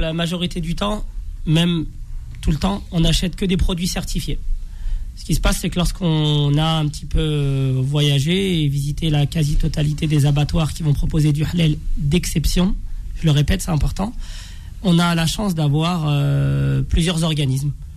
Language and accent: French; France; on est né, on a grandi en France